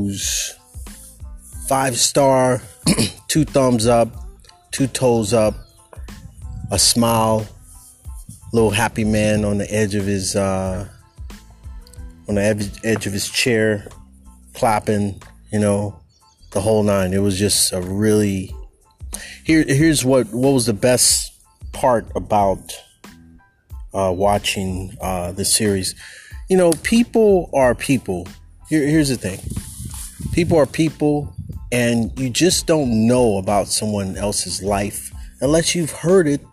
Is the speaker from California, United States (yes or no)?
yes; California, United States; as a Californian